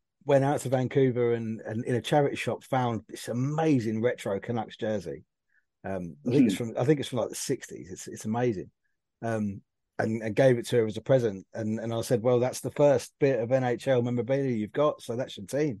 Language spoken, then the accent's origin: English; United Kingdom; being a Brit Leaf